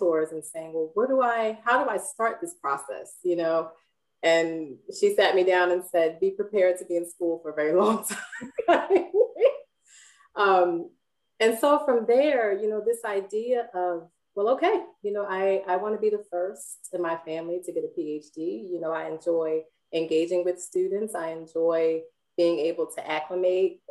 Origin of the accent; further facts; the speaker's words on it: Philadelphia, Pennsylvania, United States; And so I grew up in North Philly, and my grandparents had a garden, a patch of land in the middle of North Philly.